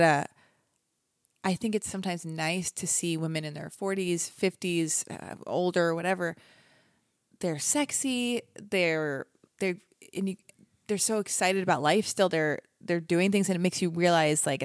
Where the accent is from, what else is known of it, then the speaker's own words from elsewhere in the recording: Los Angeles, California, United States; I was born and raised in Los Angeles